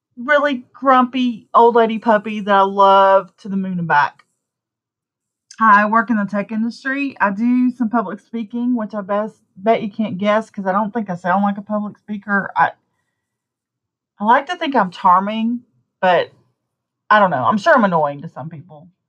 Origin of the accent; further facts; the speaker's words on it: Deep South, United States; accent: southern; I live in the deep south. I don't really fit in, even though I've lived here my whole life. I bet you can't tell from my accent